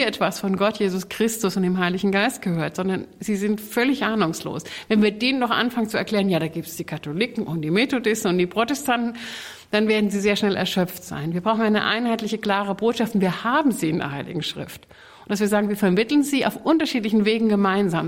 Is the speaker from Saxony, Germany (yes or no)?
yes; Saxony, Germany; Ich bin ökumenisch aufgewachsen in Sachsen, der Deutschen Demokratischen Republik.